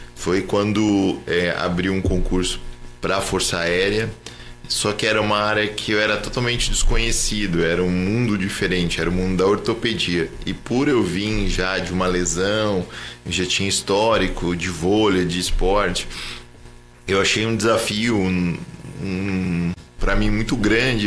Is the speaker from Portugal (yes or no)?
no; Jacareí, São Paulo, Brazil; moved away as an adult; now in São José dos Campos, Brazil; E daí eu acabei nascendo aqui, mas morando em Jacareí.